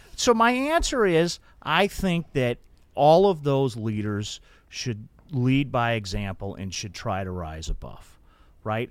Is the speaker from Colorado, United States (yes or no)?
yes; Denver, Colorado, United States; when I was a kid growing up in Denver